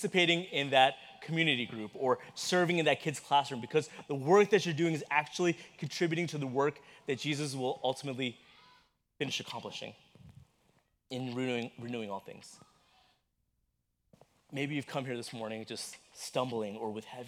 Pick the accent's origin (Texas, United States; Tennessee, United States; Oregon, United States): Texas, United States; growing up in Texas in that brutal heat